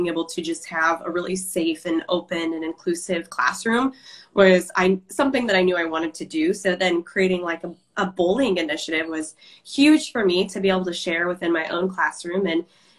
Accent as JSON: {"language": "English", "region": "Iowa", "country": "United States", "said": "I'm from Iowa. And my favorite part about the state is how small it is."}